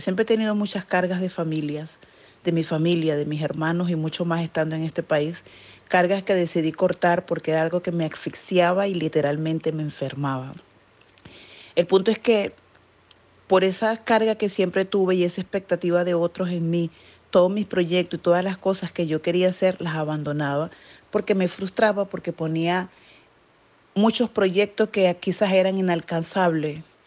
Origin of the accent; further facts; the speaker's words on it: Venezuela; moved away as an adult; now in New Jersey, United States; soy venezolana, vivo en New Jersey, Estados Unidos, desde hace casi 13 años